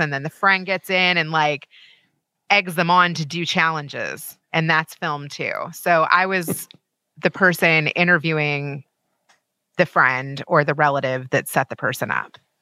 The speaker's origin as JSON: {"language": "English", "region": "Kentucky", "country": "United States", "moved": "yes", "said": "so I'm from Kentucky"}